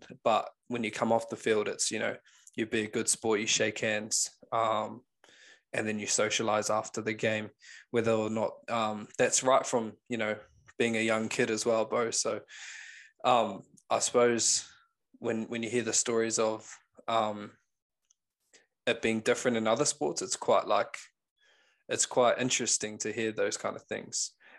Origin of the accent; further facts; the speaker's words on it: New Zealand; as a Kiwi, like, growing up in New Zealand